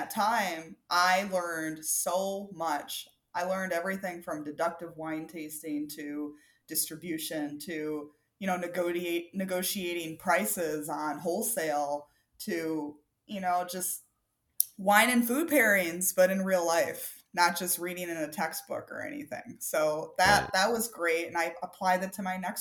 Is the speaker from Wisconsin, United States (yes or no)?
yes; Wisconsin, United States; moved away; also born or lived in Minnesota / Ohio; I'm originally from Wisconsin